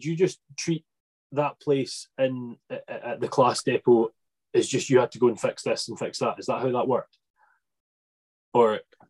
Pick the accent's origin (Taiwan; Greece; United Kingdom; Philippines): United Kingdom; Arran, Scotland; But in fact, I'm actually from Arran.